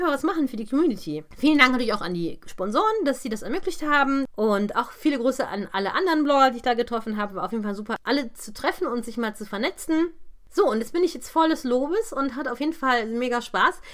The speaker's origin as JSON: {"language": "German", "town": "Krefeld", "region": "North Rhine-Westphalia", "country": "Germany", "tie": "born or raised there", "said": "Also aus meiner Heimatstadt"}